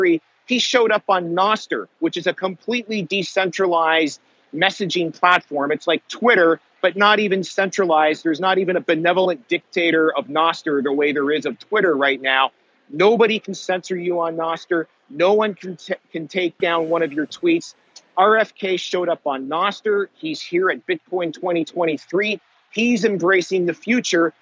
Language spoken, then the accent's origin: English; Canada; I'm from Canada